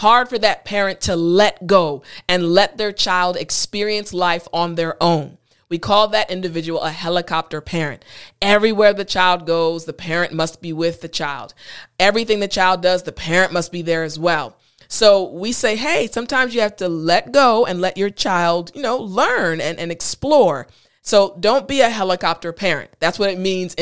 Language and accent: English; United States; also born or lived in Korea; in my culture as an American